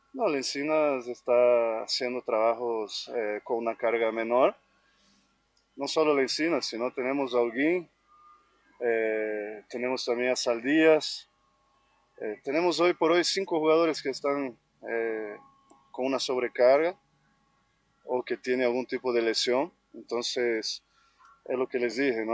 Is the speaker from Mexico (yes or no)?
no; Bolivia; como todo boliviano